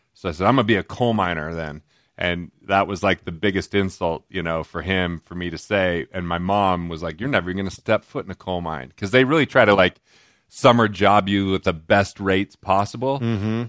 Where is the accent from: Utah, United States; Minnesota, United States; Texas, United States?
Utah, United States; Price; also born or lived in East Carbon, Utah; where I grew up originally till third grade was a little tiny town called East Carbon, Utah